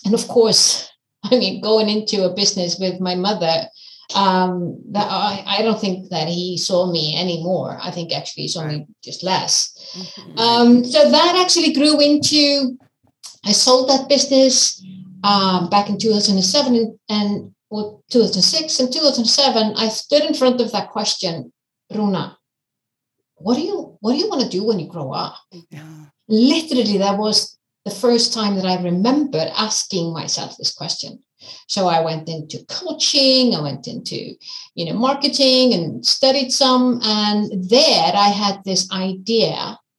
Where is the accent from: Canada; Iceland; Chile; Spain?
Iceland; also born or lived in United States; I'm from Iceland. I'm born, raised and living in Iceland.